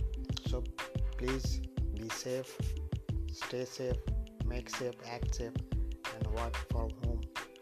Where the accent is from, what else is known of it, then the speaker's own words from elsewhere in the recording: India; I'm from India